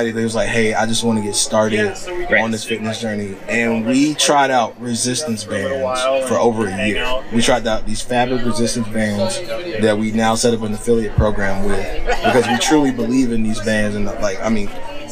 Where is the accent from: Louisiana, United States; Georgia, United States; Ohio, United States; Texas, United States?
Georgia, United States; moved away; I'm from Georgia.